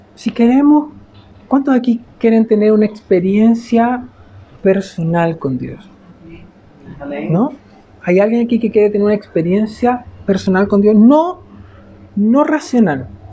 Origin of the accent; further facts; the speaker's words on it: Chile; cómo somos los chilenos